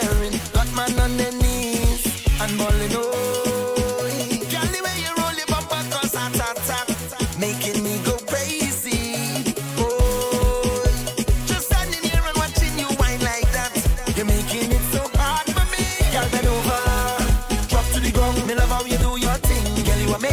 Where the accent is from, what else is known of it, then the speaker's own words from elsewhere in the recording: Trinidad & Tobago; I'm from Trinidad and Tobago